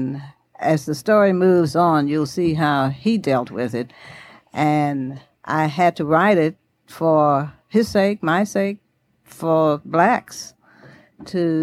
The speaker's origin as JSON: {"language": "English", "country": "Bermuda", "tie": "born or raised there", "also_born_or_lived": "Nashville", "moved": "yes", "lives_now": "Birmingham, United States", "said": "born in Bermuda, and when I married Lewis Willie, we ended up here in Birmingham"}